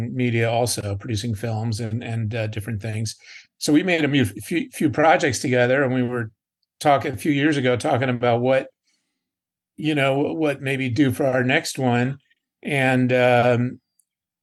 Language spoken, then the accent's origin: English; Glen Rock, New Jersey, United States; moved away as an adult; now in Los Angeles, United States; I went to high school with these guys. I'm from Glen Rock, New Jersey